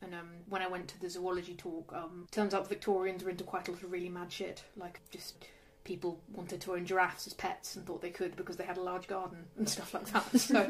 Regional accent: Oxfordshire, South East England, United Kingdom; now in London, United Kingdom; I grew up in rural Oxfordshire

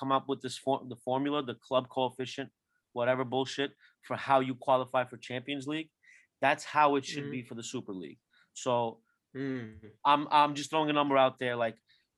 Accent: Turkey; I'm from Turkey

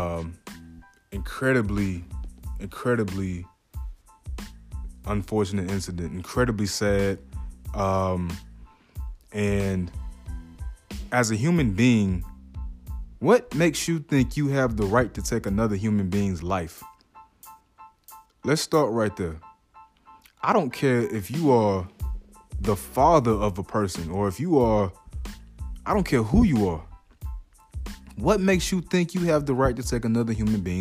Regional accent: Atlanta, Georgia, United States; I'm from Atlanta, Georgia

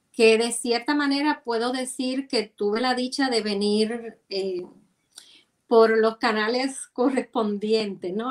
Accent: Santiago de Cuba, Cuba; moved away; como santiaguera

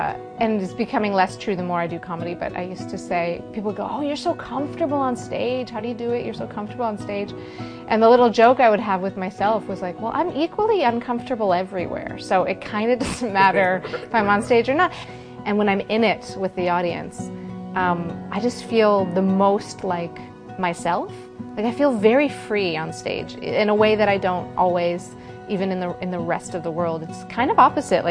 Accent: United States; moved away as an adult; now in Canada; I left the US of A in 2000-ish

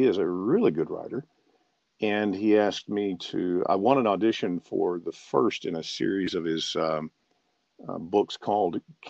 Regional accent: Memphis, Tennessee, United States; And it's partly because I was born and raised in Memphis, Tennessee, and so when I sent, it's just right below the surface.

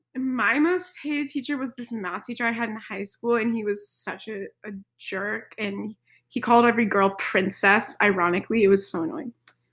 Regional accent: California, United States; I'm from California.

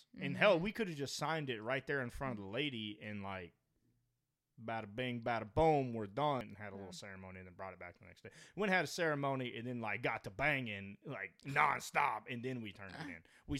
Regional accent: the South, United States; I know that we're from the South

